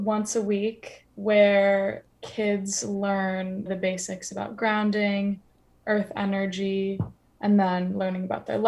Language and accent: English; United States; moved away as an adult; now in London, United Kingdom; being American